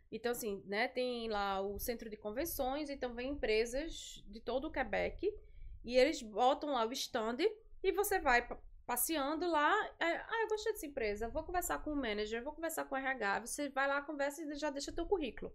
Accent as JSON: {"language": "Portuguese", "town": "Recife", "region": "Pernambuco", "country": "Brazil", "moved": "as an adult", "lives_now": "Montreal, Canada", "said": "eu sou de Recife"}